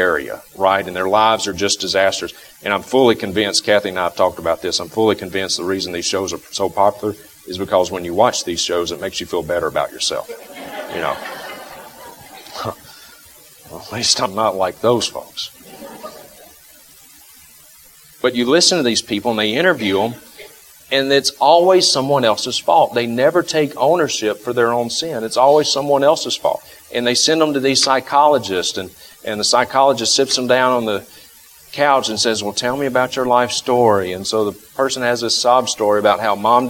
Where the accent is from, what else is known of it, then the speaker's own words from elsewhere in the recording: the South, United States; moved away; I grew up in the South